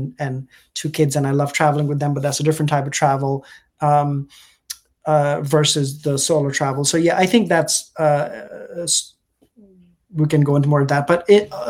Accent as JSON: {"language": "English", "country": "India", "tie": "born or raised there", "also_born_or_lived": "United Kingdom", "lives_now": "United States", "said": "And I'm technically British. I was born in UK. My family is from India. I grew up between India and now US and UK."}